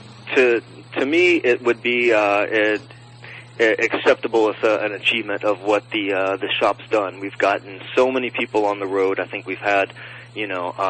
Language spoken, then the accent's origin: English; Nashville, Tennessee, United States; now in Los Angeles, United States; my hometown, Nashville